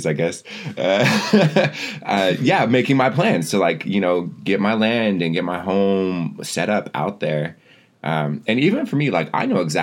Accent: Lapwai, Idaho, United States; I used to like run around this tract of land as a child and, you know, grew up on it all throughout my life.

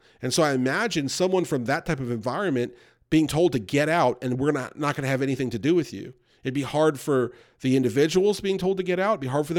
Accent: United States; I grew up near New York City, and you would see Orthodox Jews.

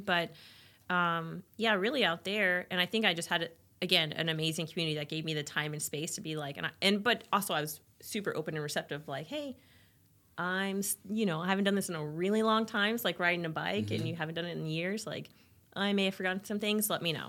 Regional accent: Orlando, Florida, United States; Yeah, Orlando.

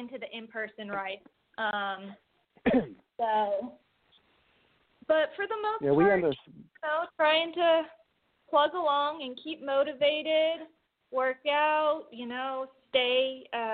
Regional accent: Lighthouse Point, Florida, United States; also born or lived in Falmouth, Massachusetts; I grew up in Lighthouse Point, Florida, and was born in Falmouth, Massachusetts.

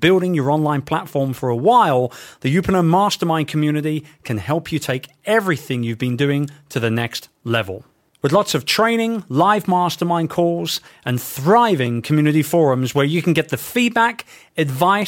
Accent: London, United Kingdom; my hometown of London

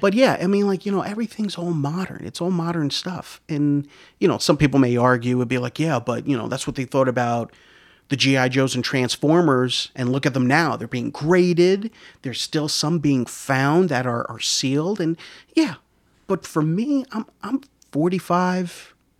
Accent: Yonkers, New York, United States; also born or lived in Rockland County, New York; I, I grew up in Yonkers my whole life. It wasn't until I moved out of Yonkers to Rockland County in around, like, eighty-eight

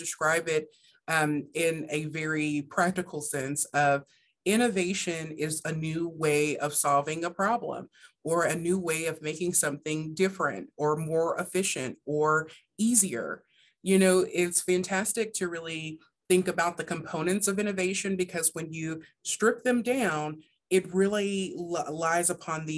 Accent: Hardin County, Kentucky, United States; I'm originally from Kentucky, from Hardin County, Kentucky

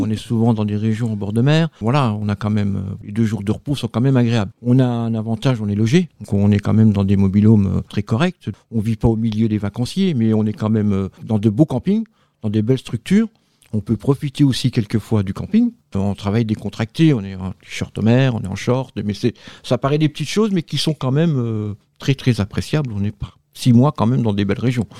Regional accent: Nancy, Grand Est, France; now in Var, France; moi, je viens de la Meurthe-et-Moselle, donc de Nancy. Maintenant, je vis dans le Var.

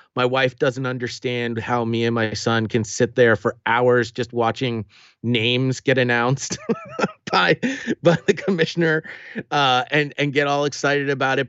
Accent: New England, United States; accent: New England; my New England accent

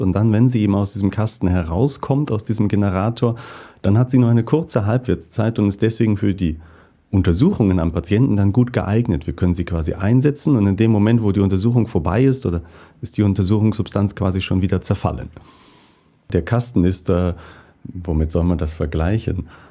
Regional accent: Northern Germany, Germany; moved away as an adult; also born or lived in Basel, Switzerland; now in St. Gallen, Switzerland; Ich bin in Norddeutschland aufgewachsen

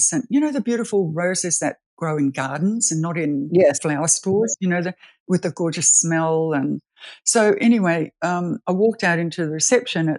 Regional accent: Australia; moved away; also born or lived in New Zealand; I'm Australian, but we lived in New Zealand for 18 years.

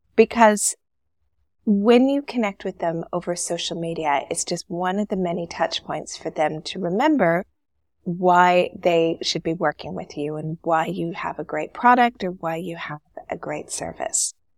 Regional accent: Canada; born or raised there; moved away as an adult; now in Dubai, United Arab Emirates

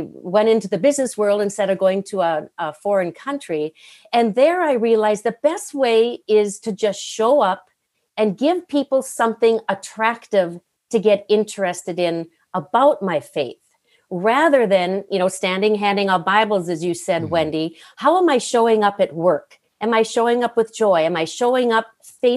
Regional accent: Climax, Minnesota, United States; my home was in a little town in northwestern Minnesota called Climax, Minnesota.

